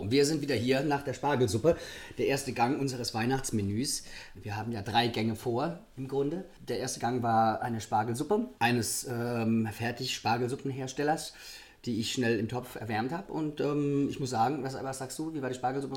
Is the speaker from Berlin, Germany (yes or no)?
no; Rhineland-Palatinate, Germany; Wir sind ja aus der Pfalz